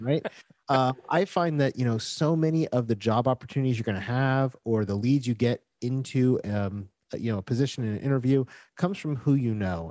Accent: Florida, United States; moved away as an adult; now in Puerto Rico; I was gro-, born and raised in Florida, so I was used to very flat, hot places. And when I moved to Puerto Rico

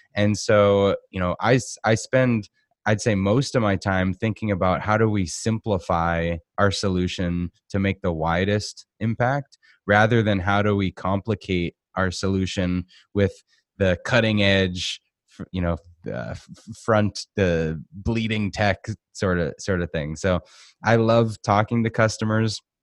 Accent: Boston, Massachusetts, United States; moved away as an adult; also born or lived in Arizona; now in Phoenix, United States; I grew up in Boston.

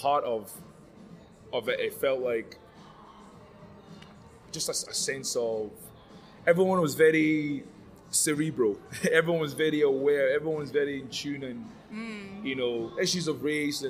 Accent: Scotland, United Kingdom; also born or lived in Liberia / Ghana / Sierra Leone; I grew up in Scotland, so I'm just a Scottish as the next Caucasian person

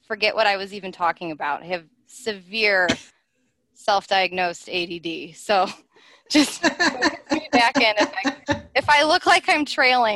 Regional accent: Cleveland, Ohio, United States; I was born and raised in Cleveland, Ohio

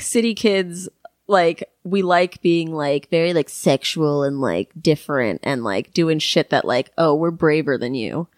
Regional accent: New York City, New York, United States; I grew up here

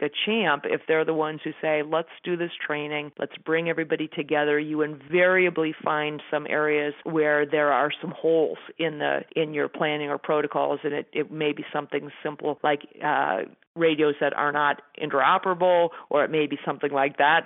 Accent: Colorado, United States; my home state

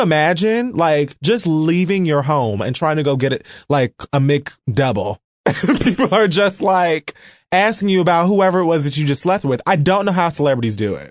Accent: United States; I'm American

